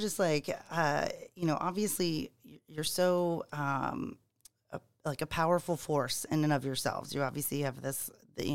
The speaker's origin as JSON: {"language": "English", "town": "Charleston", "region": "South Carolina", "country": "United States", "said": "I mean, just because we're from Charleston, Rucker, yes."}